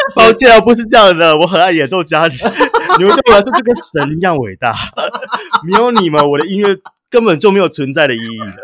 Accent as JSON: {"language": "Chinese", "town": "Yuli", "region": "Hualien County", "country": "Taiwan", "tie": "born or raised there", "said": "我小时候我是出生在花莲玉里，所以嗯这是一哼。个乡下的地方"}